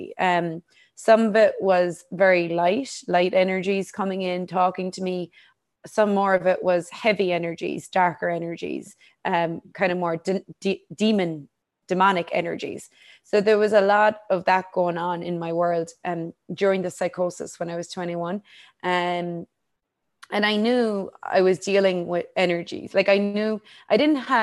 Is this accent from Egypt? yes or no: no; Ireland; I grew up in Ireland